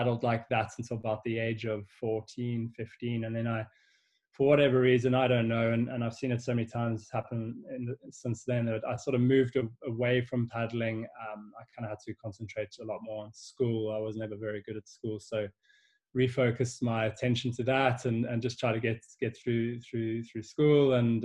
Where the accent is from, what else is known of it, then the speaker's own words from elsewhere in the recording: Cape Town, Western Cape, South Africa; born and bred in Cape Town